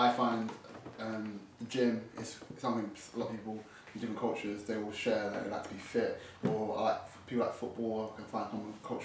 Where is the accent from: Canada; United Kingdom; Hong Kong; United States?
United Kingdom; London; I grew up in North London, I grew up in Tottenham originally